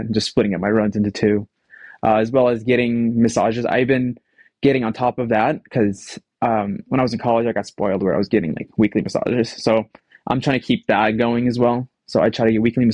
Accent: Arizona, United States; moved away as an adult; now in Utah, United States; I'm from Arizona, so most of my state meets were anywhere from 90 to 110.

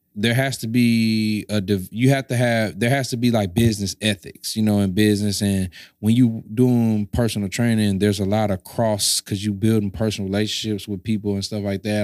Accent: St. Louis, Missouri, United States; I was from Saint Louis

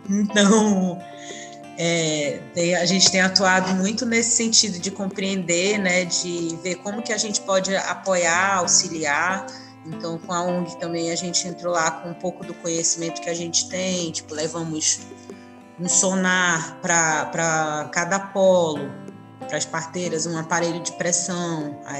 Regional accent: Manaus, Amazonas, Brazil; Eu sou de Manaus, nascida em Manaus

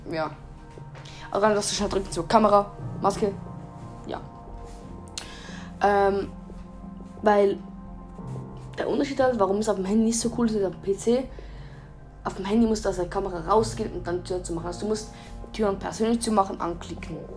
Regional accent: Switzerland; Ich bin Schweizer. Falls ihr es noch nicht gemerkt habt.

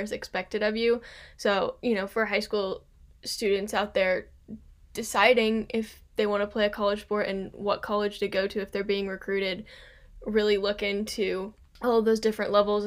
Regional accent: Kentucky, United States; I'm from Kentucky and we have a ton of courses here.

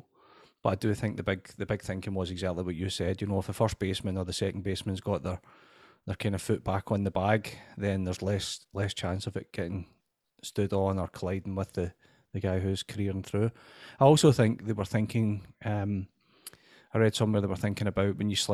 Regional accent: United Kingdom; being British

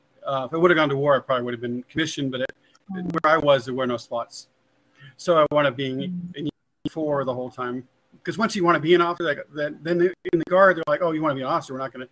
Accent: Las Vegas, Nevada, United States; also born or lived in Henderson, Nevada; I'm actually a native, born and raised in Vegas. So my whole life, almost 54 years.

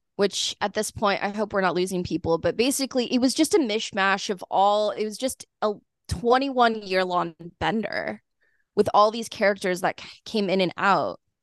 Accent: Kansas, United States; also born or lived in Lawrence, Kansas; growing up in Kansas and then, like, in Lawrence

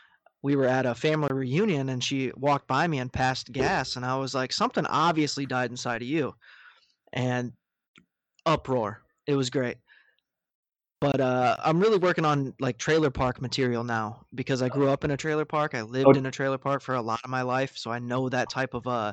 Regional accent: Wisconsin, United States; Like, I'm from Wisconsin. Welcome to Wisconsin. Milwaukee comes alive in the summertime.

